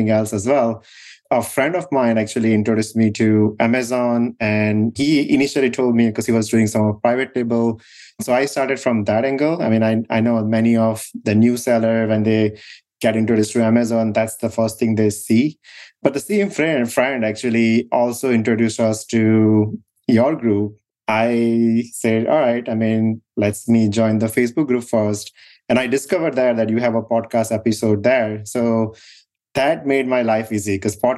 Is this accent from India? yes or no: yes; India; moved away as an adult; now in United States; So we grew up in India